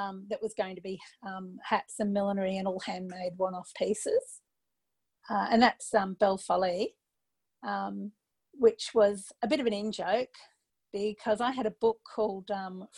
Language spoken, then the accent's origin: English; Brisbane, Queensland, Australia; moved away; also born or lived in Sydney; I grew up in Brisbane. Came back to Brisbane to live